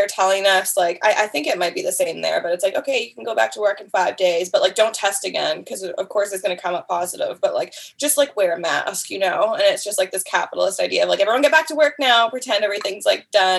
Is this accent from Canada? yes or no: yes; Canada; I'm Canadian